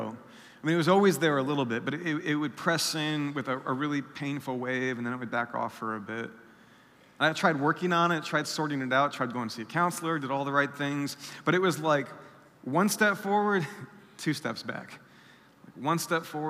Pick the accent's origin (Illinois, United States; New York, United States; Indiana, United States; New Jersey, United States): Indiana, United States; South Bend; I'm from South Bend, Indiana. I grew up there most of my life